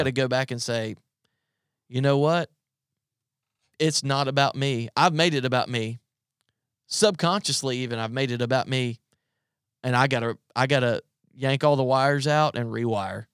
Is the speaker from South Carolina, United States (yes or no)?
yes; South Carolina, United States; moved away as an adult; now in Virginia, United States; I'm from South Carolina and I moved to Virginia